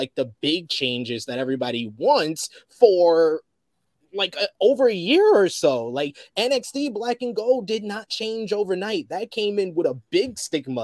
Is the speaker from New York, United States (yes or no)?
yes; New York City, New York, United States; moved away as an adult; now in United Kingdom; in my hometown of New York City